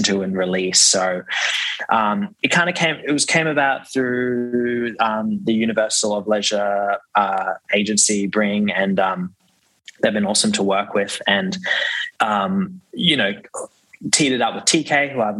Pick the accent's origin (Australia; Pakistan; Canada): Australia; Brisbane, Queensland; now in Sydney, Australia; I grew up in Brisbane, and then my parents just basically signed me up to our local club, which was in Brisbane and in New Farm